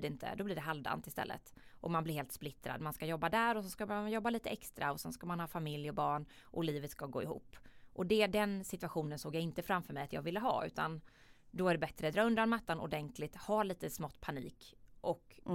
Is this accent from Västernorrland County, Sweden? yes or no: no; Jönköping, Jönköping County, Sweden; Jag kommer ju från, som man kanske hör här på dialekten, jag kommer ju från en riktig entreprenörsfamilj i Jönköping. Eh, där jag är uppvuxen